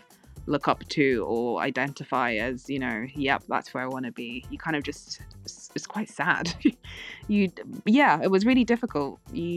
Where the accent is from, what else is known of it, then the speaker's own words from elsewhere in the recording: United Kingdom; we're British